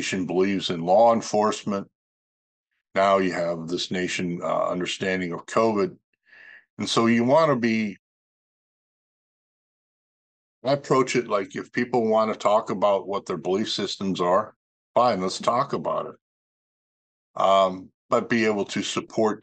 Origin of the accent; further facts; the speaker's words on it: North Dakota, United States; moved away; North Dakota, my home state where I grew up as a child